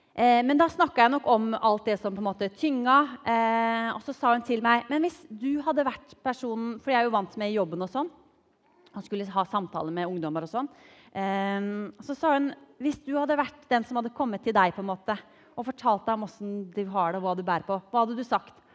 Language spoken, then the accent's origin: Norwegian; Drammen, Buskerud, Norway; er oppvokst i godbyen Drammen.